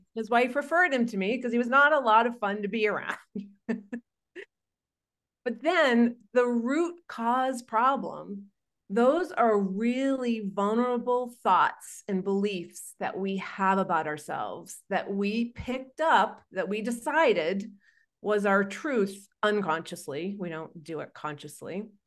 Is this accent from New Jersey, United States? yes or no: no; Maine, United States; now in Arizona, United States; In fact, I'm from Maine. I live in Arizona